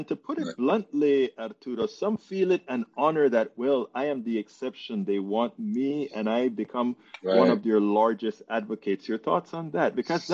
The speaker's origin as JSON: {"language": "English", "country": "Panama", "said": "I'm from Panama. Yo soy Latino."}